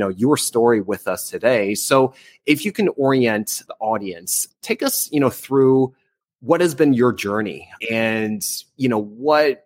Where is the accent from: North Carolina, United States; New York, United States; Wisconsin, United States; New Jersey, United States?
New Jersey, United States; moved away; I'm from New Jersey